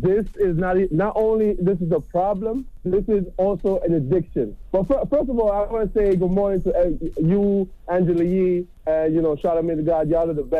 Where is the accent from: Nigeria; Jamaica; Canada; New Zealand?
Jamaica; Yeah, I'm Jamaican